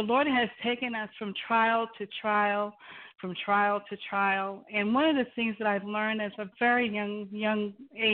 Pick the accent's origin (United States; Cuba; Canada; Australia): United States; Long Island, New York; I'm born and raised in New York and Long Island, Puerto Rican background